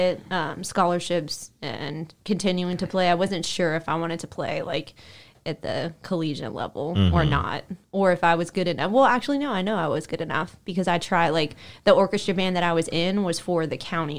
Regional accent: California, United States; now in Memphis, United States; I don't say, oh, I'm from California, but I've been in Memphis. I'm like, oh, I'm from Memphis.

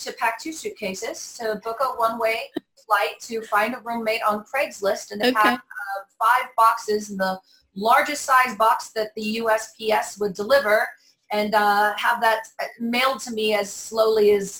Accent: Los Angeles, California, United States; now in New Orleans, United States; So I grew up in Los Angeles area.

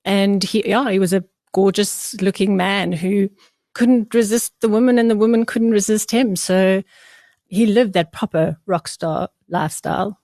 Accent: Port Elizabeth, Eastern Cape, South Africa; I was born in Port Elizabeth

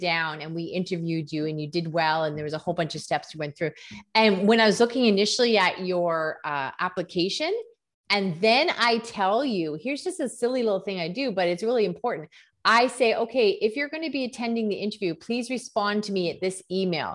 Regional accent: Canada; first language English; I'm from Canada

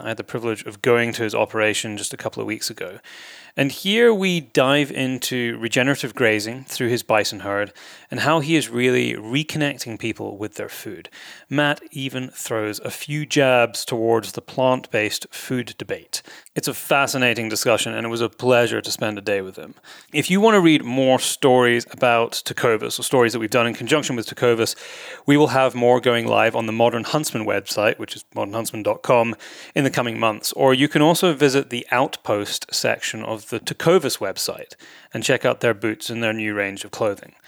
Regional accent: Scotland, United Kingdom; moved away; also born or lived in Nairn; you've been to my home country

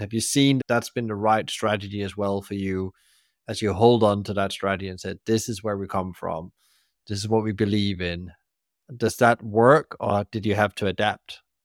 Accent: Denmark; moved away; when I go back to my home country, Denmark, come to Copenhagen.

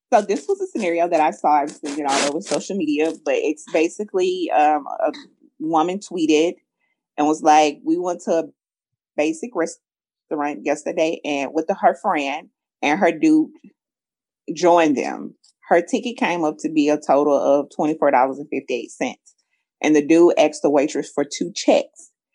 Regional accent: the South, United States; I'm from the South too

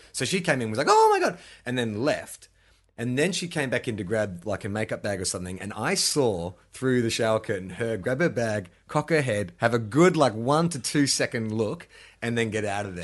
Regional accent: Melbourne, Victoria, Australia; moved away; growing up in Melbourne, you know, you got Saint Kilda Beach

